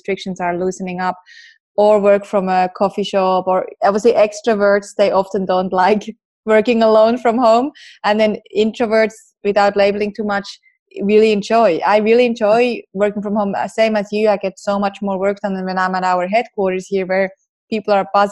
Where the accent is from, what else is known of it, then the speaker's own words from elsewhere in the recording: Switzerland; me growing up in Switzerland